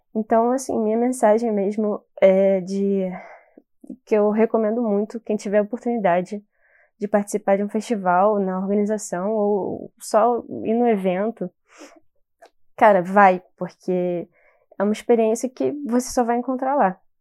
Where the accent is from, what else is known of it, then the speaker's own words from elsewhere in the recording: Rio de Janeiro, Brazil; eu sou do Rio